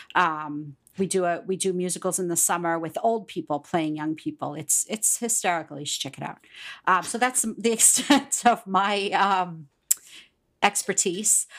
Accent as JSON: {"language": "English", "town": "Pittsburgh", "region": "Pennsylvania", "country": "United States", "also_born_or_lived": "Long Island, New York", "moved": "yes", "said": "I'm from Pittsburgh, Pennsylvania"}